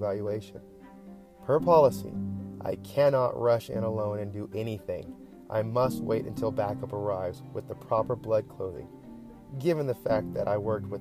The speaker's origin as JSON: {"language": "English", "country": "United States", "said": "as an American that just happens to be black"}